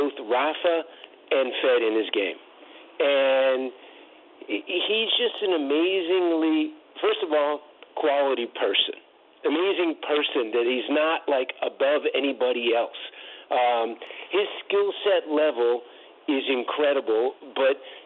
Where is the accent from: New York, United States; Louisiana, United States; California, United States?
California, United States; East Bay; so I was all East Bay because I grew up in the East Bay.